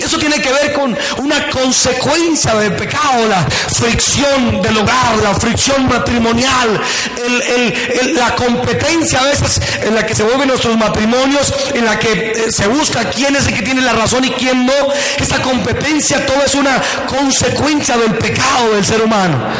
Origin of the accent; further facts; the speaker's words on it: Buenavista, Boyacá, Colombia; en mi tierra, en Boyacá